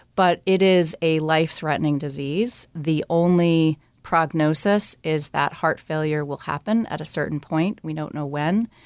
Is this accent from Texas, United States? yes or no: no; New Jersey, United States; moved away; I grew up in New Jersey